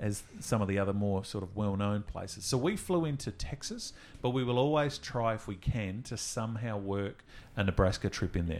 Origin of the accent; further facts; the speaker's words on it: Adelaide, South Australia, Australia; We're from Adelaide.